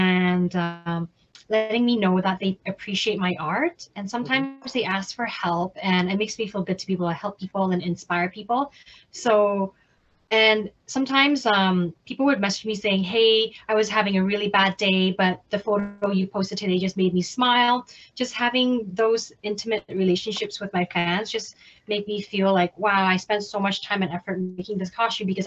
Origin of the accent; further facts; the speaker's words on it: Canada; also born or lived in Hong Kong; I'm from Canada